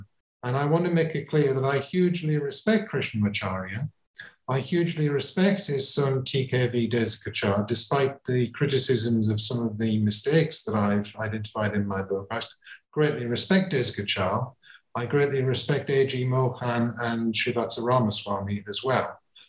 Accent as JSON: {"language": "English", "region": "England", "country": "United Kingdom", "tie": "born or raised there", "said": "And coming at it from somebody who's not a Hindu and growing up in England, then how do I relate to that tradition?"}